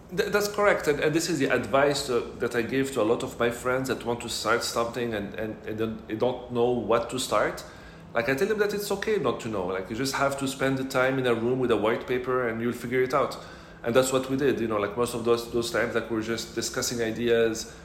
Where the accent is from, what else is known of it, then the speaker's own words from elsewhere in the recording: Casablanca, Casablanca-Settat, Morocco; also born or lived in Montreal / Paris / Singapore / London; now in Dubai, United Arab Emirates; I'm originally from Morocco, born and raised in Casablanca.